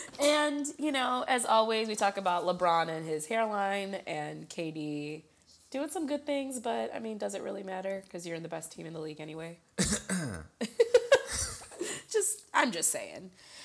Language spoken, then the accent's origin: English; India